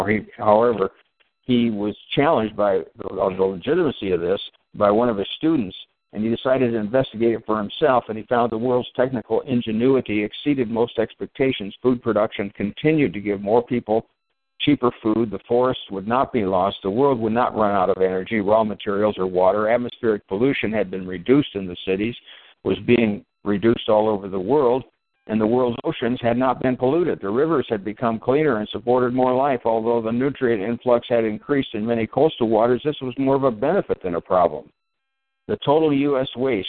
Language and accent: English; Minnesota, United States; And I'm from Minnesota, and I've always been an advocate for global warming.